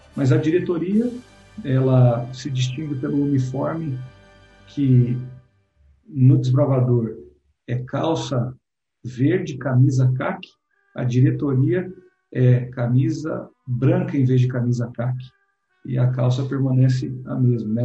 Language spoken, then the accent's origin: Portuguese; Santo André, São Paulo, Brazil; Eu sou de Santo André, a gente está aí, a origem aqui em São Paulo, mas é no ABC Paulista